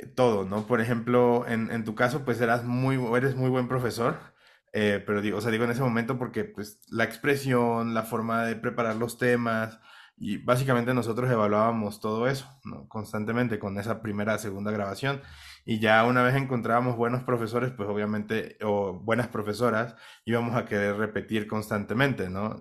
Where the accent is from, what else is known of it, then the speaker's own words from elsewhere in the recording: Minatitlán, Veracruz, Mexico; accent: Mexican; now in Bogotá, Colombia; nacido en México, soy de Minatitlán, Veracruz, una ciudad pues relativamente pequeña